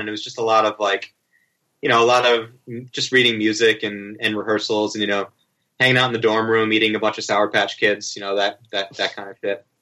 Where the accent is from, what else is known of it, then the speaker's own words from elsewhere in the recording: Cape Cod, Massachusetts, United States; where I grew up on Cape Cod